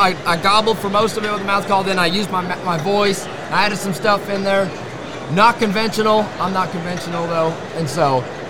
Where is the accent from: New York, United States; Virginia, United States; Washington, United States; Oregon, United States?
Washington, United States; I'm from Center, Washington. So, long ways from the south.